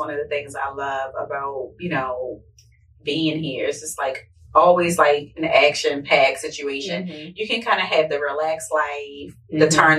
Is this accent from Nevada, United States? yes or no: no; Baltimore, Maryland, United States; moved away; Like, I'm from Baltimore, so we don't play about our hair.